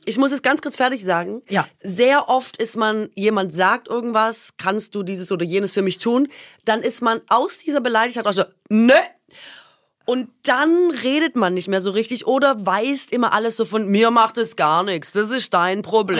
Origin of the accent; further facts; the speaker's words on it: Swabia, Baden-Württemberg, Germany; Ich komme aus dem Schwabenland